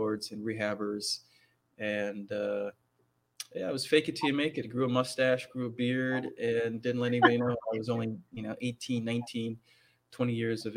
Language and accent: English; Minnesota, United States; moved away; also born or lived in Washington, D.C. / Maine; I grew up in Minnesota, born in D.C., family moved to Minnesota when I was very young. So I grew up in Minnesota, went through high school in Minnesota.